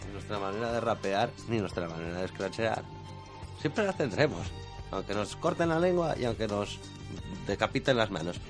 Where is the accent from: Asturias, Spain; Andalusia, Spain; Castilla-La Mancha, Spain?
Asturias, Spain; Avilés; nosotros somos de Avilés